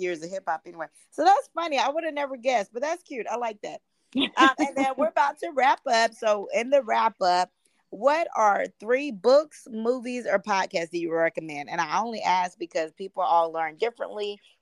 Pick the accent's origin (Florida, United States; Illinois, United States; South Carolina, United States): South Carolina, United States; Goose Creek; moved away; I was raised in South Carolina